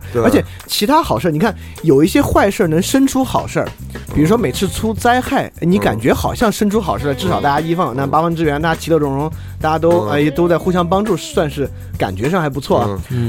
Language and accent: Chinese; Sichuan, China; 我是个四川人，